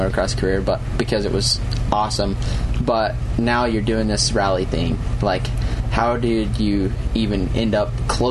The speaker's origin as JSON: {"language": "English", "region": "East Coast", "country": "United States", "said": "being from the East Coast and coming here"}